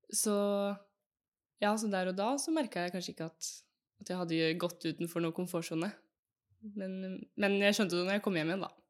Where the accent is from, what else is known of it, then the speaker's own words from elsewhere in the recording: Fredrikstad, Østfold, Norway; moved away as an adult; also born or lived in Texas; now in Oslo, Norway; jeg er fra Fredrikstad, bor nå i Oslo og studerer